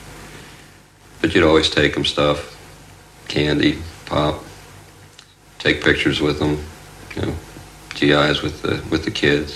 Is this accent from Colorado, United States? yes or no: no; Pennsylvania, United States; I was from Pennsylvania.